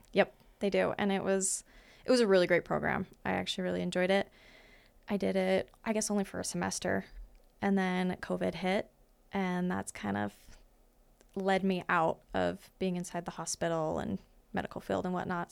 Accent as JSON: {"language": "English", "town": "Great Falls", "region": "Montana", "country": "United States", "tie": "born or raised there", "also_born_or_lived": "Fairfield, Montana", "said": "I was born in Great Falls, and then my family is from Fairfield, Montana. So, which is a little tiny town, ca, central Montana"}